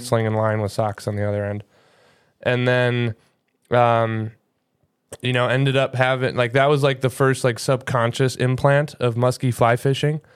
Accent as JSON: {"language": "English", "region": "Wisconsin", "country": "United States", "said": "We're both from Wisconsin"}